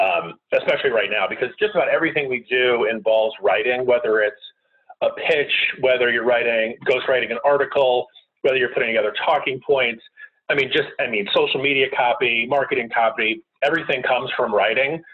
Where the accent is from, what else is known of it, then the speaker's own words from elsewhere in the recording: Connecticut, United States; moved away as an adult; now in Washington, D.C., United States; I grew up in the middle of nowhere in Connecticut.